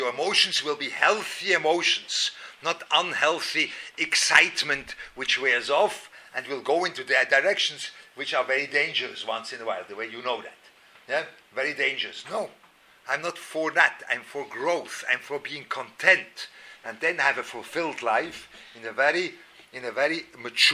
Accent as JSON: {"language": "English", "region": "Lucerne", "country": "Switzerland", "tie": "born or raised there", "moved": "yes", "said": "I was growing up in Luzern"}